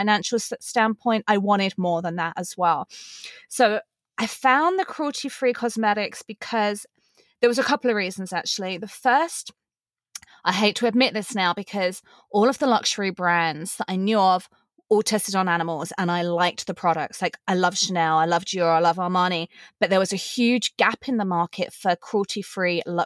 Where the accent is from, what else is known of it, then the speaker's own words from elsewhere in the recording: England, United Kingdom; accent: English; also born or lived in Los Angeles, United States; now in Las Vegas, United States; I'm originally from England, hence the accent. And I live in Las Vegas, Nevada with my husband